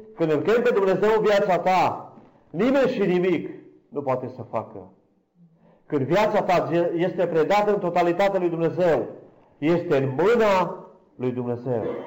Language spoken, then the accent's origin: Romanian; Câmpia Turzii, Cluj County, Romania; sunt din Câmpia Turzii, slujitor în Biserica Betania